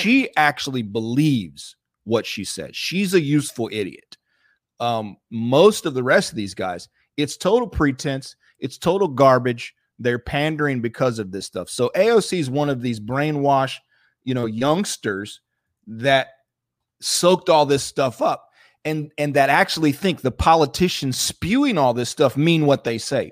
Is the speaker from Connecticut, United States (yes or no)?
no; North Florida, United States; I, I grew up in North Florida